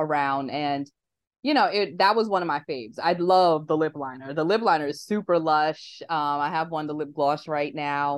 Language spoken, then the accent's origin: English; New York, United States; I'm like New York through and through